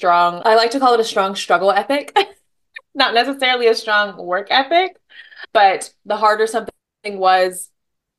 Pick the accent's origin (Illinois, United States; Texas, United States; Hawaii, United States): Hawaii, United States; moved away as an adult; now in Seattle, United States; from Hawaii. I live in Seattle.